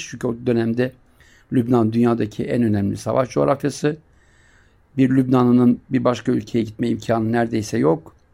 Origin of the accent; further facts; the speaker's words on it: Siirt, Siirt Province, Turkey; Sen nerelisin dedi. Ben Siirtliyim dedim. Sert dedi orası sert.